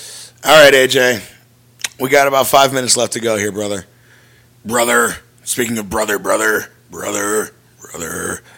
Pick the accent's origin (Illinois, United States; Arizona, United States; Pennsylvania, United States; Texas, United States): Illinois, United States; Chicago; he's from Brooklyn and I'm from Chicago.